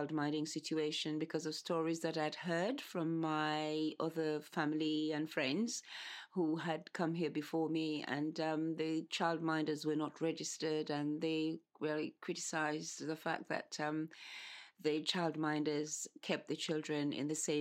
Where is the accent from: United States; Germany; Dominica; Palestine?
Dominica; moved away as an adult; also born or lived in Antigua; now in London, United Kingdom; I was born in Antigua, but I was taken to Dominica by my mother's mother, my maternal grandmother, from the age of 1 year and 11 months. So I grew up mostly in Dominica in the West Indies.